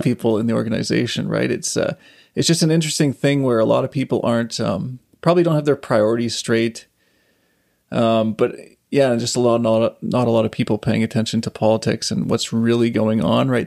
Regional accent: Saskatchewan, Canada; also born or lived in Calgary; now in Vancouver, Canada; I grew up on a farm in Saskatchewan

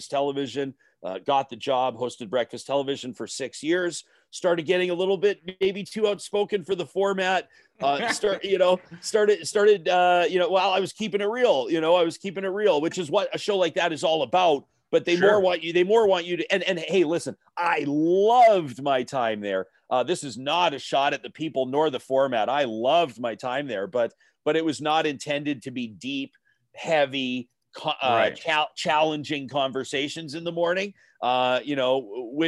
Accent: Calgary, Alberta, Canada; I was raised in Southeast Calgary

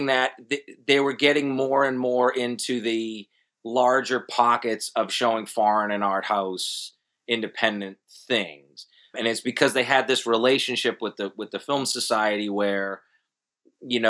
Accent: Boston, Massachusetts, United States; moved away as an adult; now in Charlotte, United States; I moved to Charlotte in 2005 from the Boston area. And I've always been, I don't know, maybe as a New Englander

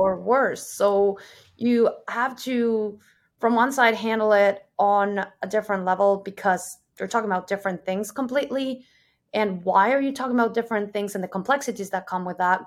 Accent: Mexico; moved away as an adult; also born or lived in Germany; now in Amsterdam, Netherlands; I'm originally from Mexico. I'm currently living in Amsterdam, in the Netherlands.

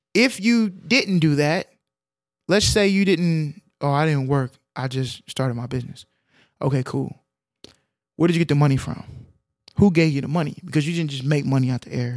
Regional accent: Texas, United States; we grew up in Texas

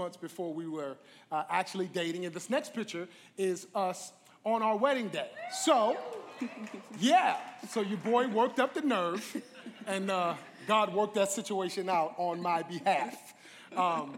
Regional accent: New York, United States; I'm from New York

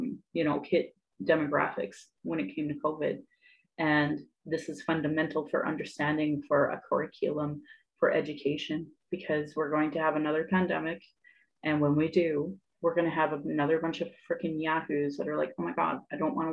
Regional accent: Sylvan Lake, Alberta, Canada; also born or lived in Calgary, Alberta; I grew up in Sylvan Lake, Alberta.

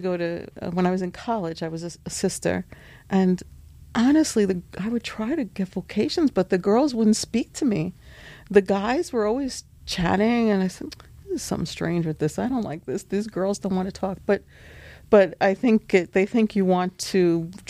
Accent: New York City, New York, United States; I'm from Brooklyn. I love Brooklyn

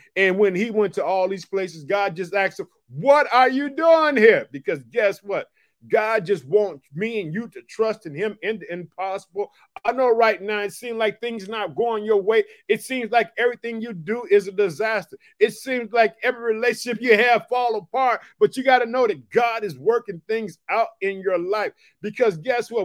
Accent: Chicago, Illinois, United States; I'm from Chicago

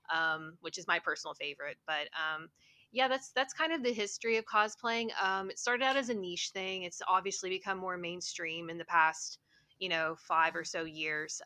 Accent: Huntington, West Virginia, United States; moved away as an adult; now in Toronto, Canada; I'm from Huntington, West Virginia. It is a college town that's located at the very bottom of Ohio. Um, I was born and raised there, and um, I lived there until I was about 30.

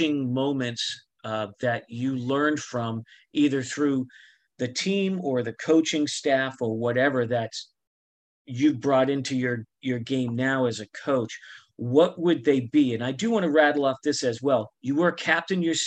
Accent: Boston, Massachusetts, United States; we're from Boston

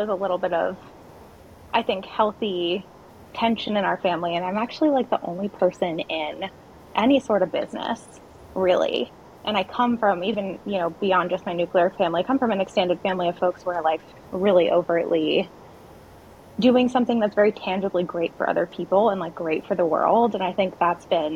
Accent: Hawaii, United States; also born or lived in Madagascar; I was raised primarily in Hawaii, which is, I'd argue, the most unique state

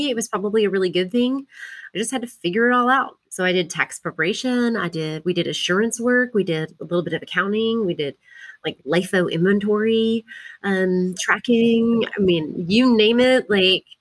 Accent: Port Lavaca, Texas, United States; also born or lived in Austin; now in Dallas, United States; I grew up in a really small town in Texas called Port Lavaca, which is on the coast in between Houston and Corpus

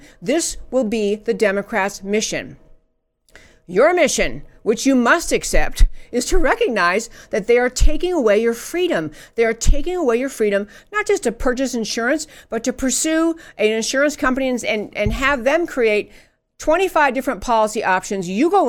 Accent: England, United Kingdom; I grew up in England, and there's nothing wrong with the healthcare system there.

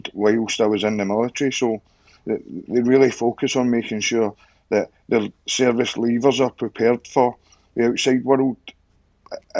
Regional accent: Clydebank, Scotland, United Kingdom; moved away as an adult; also born or lived in York / Cyprus; I was born and raised in Clybank, which is just across the other side of the Erskine Bridge.

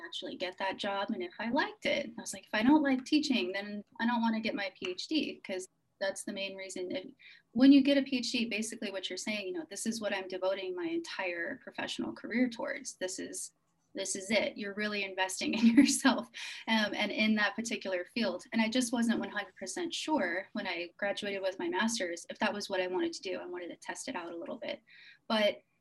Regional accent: United States; I'm American

